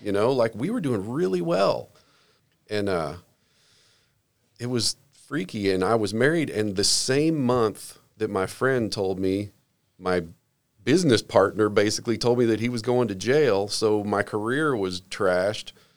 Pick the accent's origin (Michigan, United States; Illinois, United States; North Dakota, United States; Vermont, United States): Illinois, United States; Southern; also born or lived in Jacksonville, Florida; I was raised mostly in Southern Illinois, but during that time, for about five years, my family lived in Jacksonville, Florida